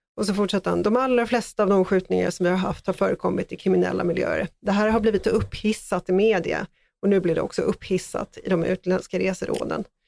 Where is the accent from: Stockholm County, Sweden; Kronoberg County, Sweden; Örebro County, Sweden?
Stockholm County, Sweden; Stockholm; Jag är själv född i Farsta